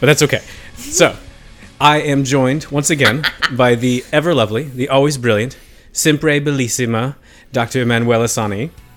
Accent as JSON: {"language": "English", "country": "United States", "said": "as an American"}